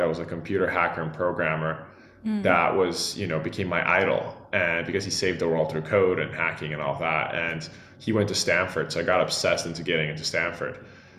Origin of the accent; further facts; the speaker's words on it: São Paulo, Brazil; English is a second language; I usually say I grew up in Sao Paulo, but actually the state of Sao Paulo. I moved around a lot, and it was great.